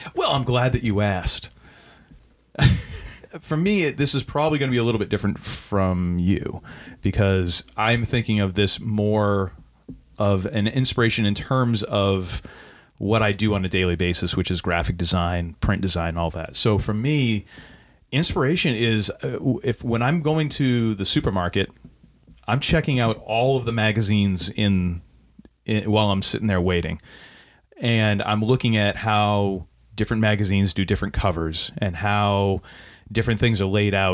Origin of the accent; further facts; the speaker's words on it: New Hampshire, United States; now in Maine, United States; I grew up in New Hampshire